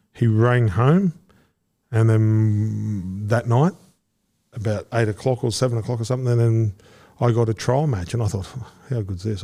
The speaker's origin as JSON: {"language": "English", "town": "Townsville", "region": "Queensland", "country": "Australia", "said": "I'm from Townsville"}